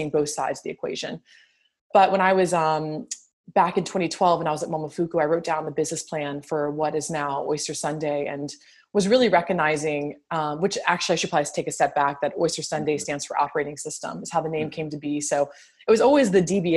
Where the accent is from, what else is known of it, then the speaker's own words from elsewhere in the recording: New Orleans, Louisiana, United States; also born or lived in Virginia; I'm born and raised in New Orleans